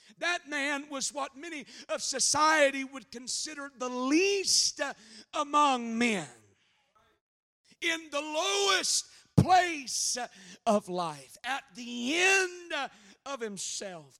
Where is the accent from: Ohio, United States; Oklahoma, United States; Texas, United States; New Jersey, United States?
Oklahoma, United States; I'm from Oklahoma